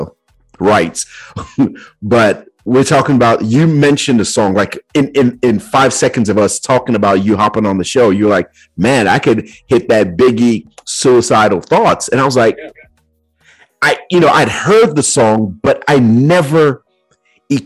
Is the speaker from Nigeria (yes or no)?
yes; Nigeria; now in United States; growing up in Nigeria and then coming here to the States as well